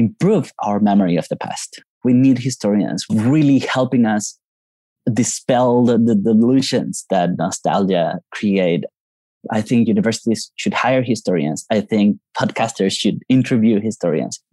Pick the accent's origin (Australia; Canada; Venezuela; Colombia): Colombia; moved away as an adult; now in United States; I'm from Colombia, and that's where I grew up until I moved to the States 18 years ago